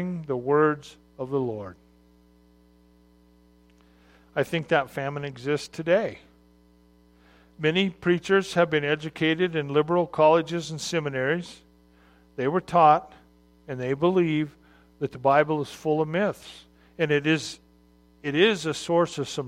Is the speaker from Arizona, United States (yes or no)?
yes; Arizona, United States; I'm from Arizona, which is not a place where a large population of sailors live.